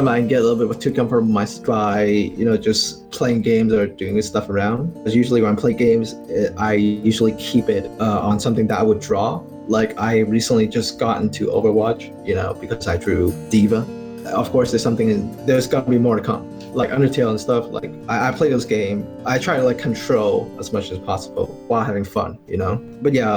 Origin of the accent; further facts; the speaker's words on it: Hong Kong; I'm from Hong Kong